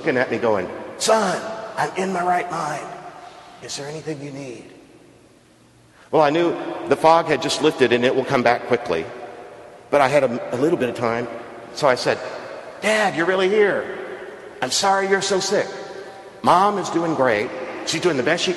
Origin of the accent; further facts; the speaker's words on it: Texas coast, United States; now in Stanford, United States; Where I grew up on the Texas coast